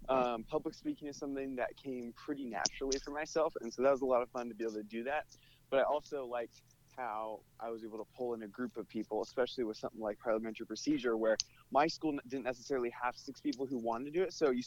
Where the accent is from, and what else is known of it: Bend, Oregon, United States; born or raised there